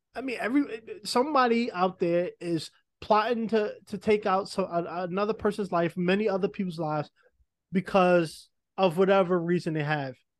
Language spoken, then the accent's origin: English; New York, United States; I'm from New York. I grew up in the projects